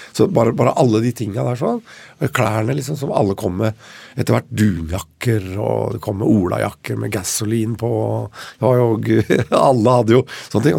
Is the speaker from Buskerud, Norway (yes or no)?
no; Oslo, Norway; Vi vokste opp her i Oslo til jeg var åtte år